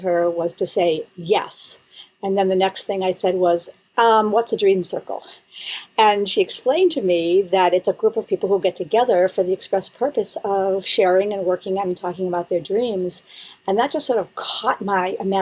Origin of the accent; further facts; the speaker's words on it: Buffalo, New York, United States; moved away as an adult; also born or lived in Israel; now in Boston, United States; I'm from Buffalo, New York, originally.